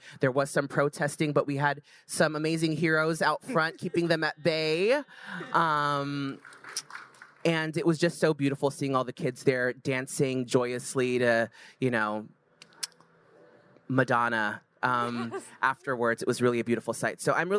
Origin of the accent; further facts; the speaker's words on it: San Francisco, California, United States; So a little bit about me. I come from San Francisco. It's the town I was born and raised in.